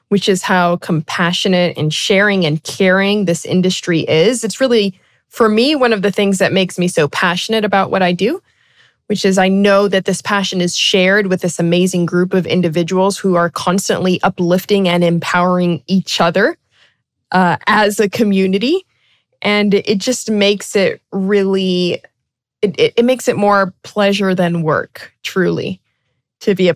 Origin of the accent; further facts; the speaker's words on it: Brazil; I'm actually an expat kid. I was born and raised in South America in Brazil.